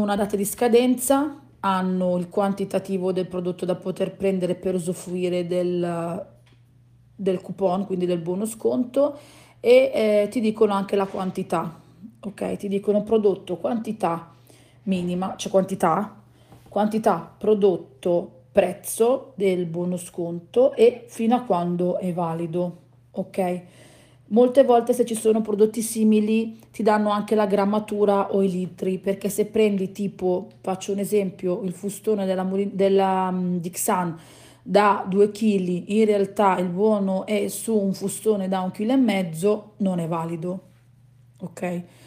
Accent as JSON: {"language": "Italian", "region": "Southern Italy", "country": "Italy", "said": "noi che siamo terroni"}